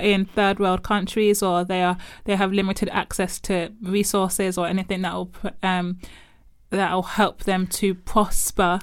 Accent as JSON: {"language": "English", "country": "Nigeria", "said": "as a Nigerian growing up in predominantly black churches"}